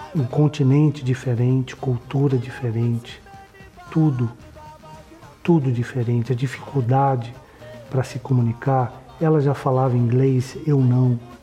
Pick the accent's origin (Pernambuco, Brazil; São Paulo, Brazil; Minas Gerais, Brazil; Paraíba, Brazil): São Paulo, Brazil; eu nasci em São Paulo